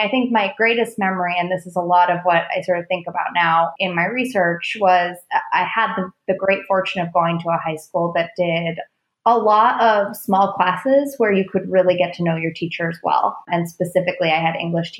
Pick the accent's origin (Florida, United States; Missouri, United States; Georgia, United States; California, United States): California, United States; Oakland; moved away; I grew up in Oakland, California, before it was like edgy tech Silicon Valley Oakland back in the day